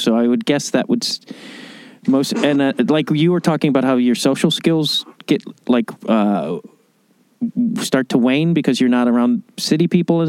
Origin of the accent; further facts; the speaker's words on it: outside Chicago, Illinois, United States; I'm from Chicago, or I grew up outside Chicago